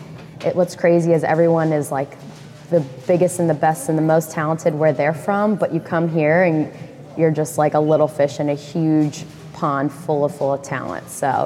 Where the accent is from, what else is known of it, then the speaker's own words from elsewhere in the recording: Memphis, Tennessee, United States; From Memphis, Tennessee, born and raised. Though I did try to get rid of my accent, so whatever's left, you can only imagine how much stronger it used to be.